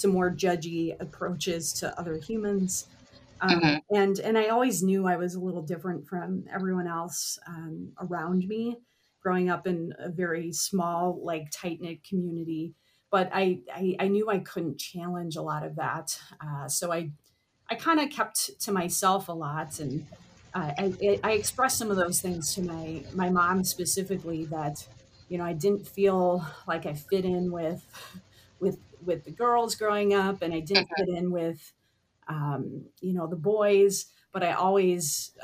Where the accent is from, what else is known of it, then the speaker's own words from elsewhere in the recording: Minneapolis, Minnesota, United States; I grew up here in the Twin Cities